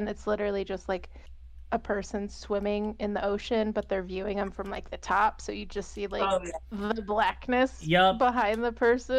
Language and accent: English; California, United States; It's just so funny because I am from Southern California.